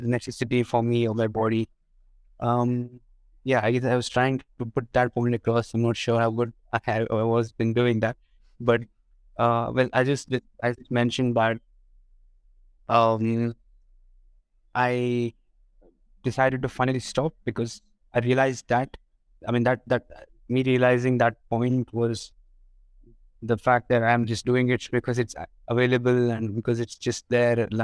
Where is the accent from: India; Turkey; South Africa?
India; I'm from India